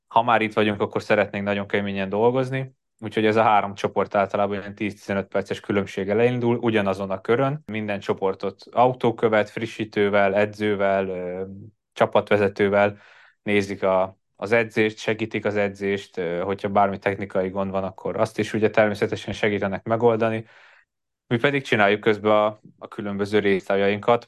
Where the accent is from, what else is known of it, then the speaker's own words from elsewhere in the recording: Hungary; moved away as an adult; now in Andorra; a karácsony természetesen otthon, Magyarországon töltöttem